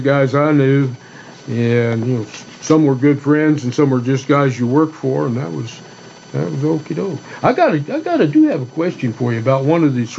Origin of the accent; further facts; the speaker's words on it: New Mexico, United States; I'm from New Mexico